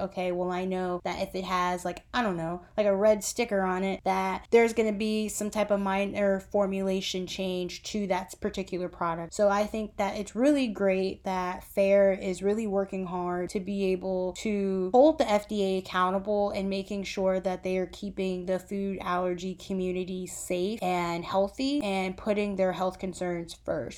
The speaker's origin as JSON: {"language": "English", "country": "United States", "said": "we are Americans"}